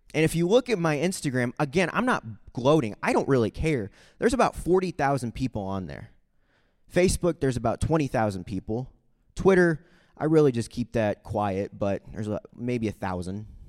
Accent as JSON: {"language": "English", "town": "Saint Charles", "region": "Missouri", "country": "United States", "tie": "born or raised there", "also_born_or_lived": "Guatemala", "said": "I grew up in Saint Charles, Missouri, which is about thirty minutes from Saint Louis"}